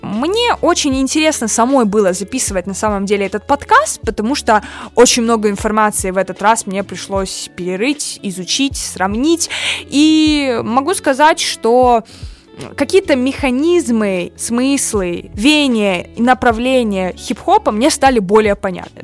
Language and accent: Russian; Rostov-on-Don, Rostov Oblast, Russia; я родилась и выросла и живу в Ростове-на-Дону. Город на юге России